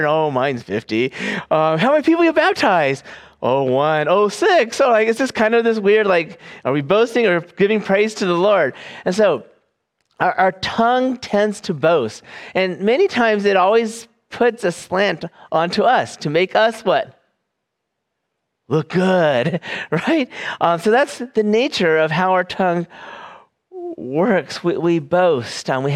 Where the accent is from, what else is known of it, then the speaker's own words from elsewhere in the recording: California, United States; moved away; I am from California